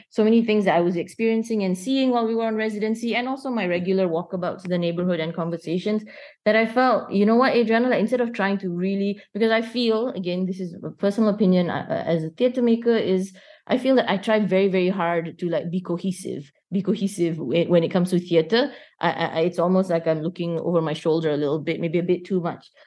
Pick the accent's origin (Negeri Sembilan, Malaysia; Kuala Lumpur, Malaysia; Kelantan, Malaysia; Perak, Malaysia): Kuala Lumpur, Malaysia; I'm born and raised in Kuala Lumpur